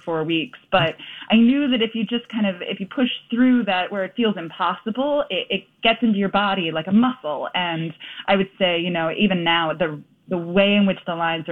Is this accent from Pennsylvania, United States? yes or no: yes; Philadelphia, Pennsylvania, United States; moved away as an adult; now in New York, United States; I'm from Philadelphia originally